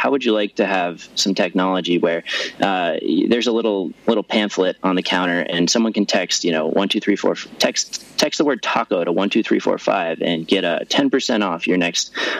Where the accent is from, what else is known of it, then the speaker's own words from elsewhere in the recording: Denver, Colorado, United States; where I grew up in Denver